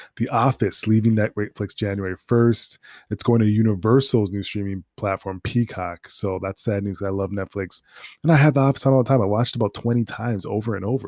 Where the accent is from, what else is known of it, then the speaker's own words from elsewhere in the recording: Minnesota, United States; also born or lived in North Dakota; now in New York, United States; I'm from Minnesota.